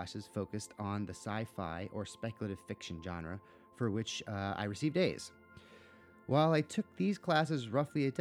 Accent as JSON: {"language": "English", "region": "New Jersey", "country": "United States", "tie": "born or raised there", "also_born_or_lived": "Santa Fe, New Mexico / Los Angeles", "moved": "as an adult", "said": "I grew up in New Jersey"}